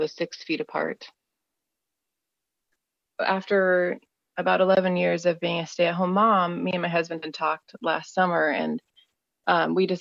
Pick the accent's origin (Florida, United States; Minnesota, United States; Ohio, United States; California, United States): Minnesota, United States; I am from Minnesota, USA